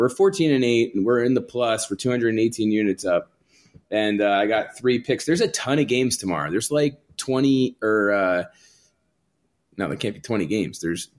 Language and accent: English; Toms River, New Jersey, United States; I grew up in Tom's River.